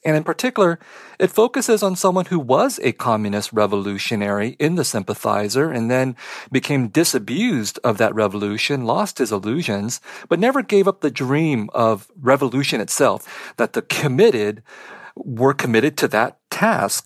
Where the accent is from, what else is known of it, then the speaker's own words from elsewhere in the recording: Vietnam; moved away; I was born in Vietnam